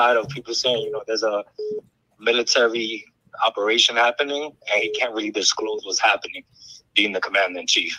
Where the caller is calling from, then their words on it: New York, United States; I'm calling from New York